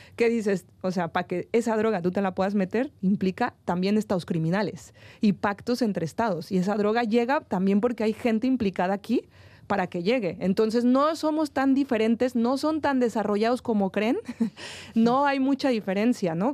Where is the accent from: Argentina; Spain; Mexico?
Mexico; Yo siendo mexicana